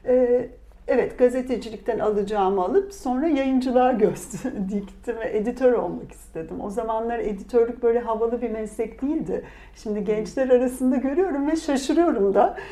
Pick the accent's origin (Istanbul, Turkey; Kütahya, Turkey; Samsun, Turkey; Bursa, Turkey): Bursa, Turkey; also born or lived in Antalya; ben Bursa doğumluyum.